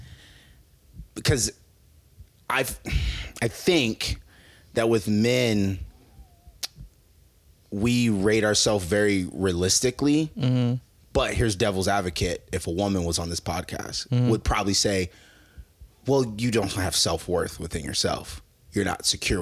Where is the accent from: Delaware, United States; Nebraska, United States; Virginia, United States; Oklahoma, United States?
Nebraska, United States; now in Los Angeles, United States; we're from Nebraska, you know, Midwest.